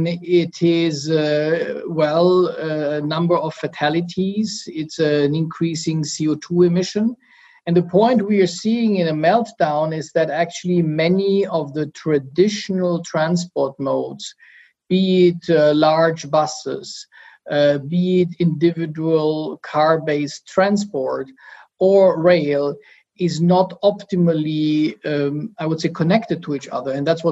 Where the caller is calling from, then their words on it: Munich, Bavaria, Germany; I'm calling in from Munich, Germany.